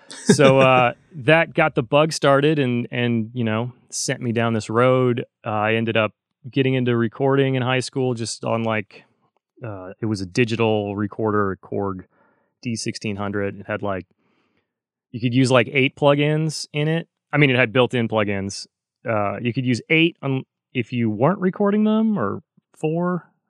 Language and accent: English; North Carolina, United States; because I grew up in North Carolina. I think I left that out of my speed intro.